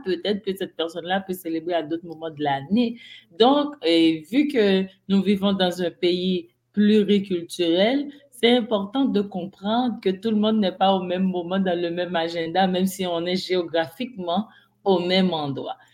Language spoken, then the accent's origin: French; Haiti; moved away; je suis d'Haïti.